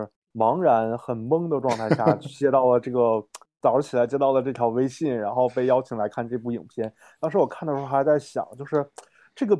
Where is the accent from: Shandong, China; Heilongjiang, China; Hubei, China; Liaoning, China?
Heilongjiang, China; Harbin; also born or lived in Beijing; 我也是哈尔滨人。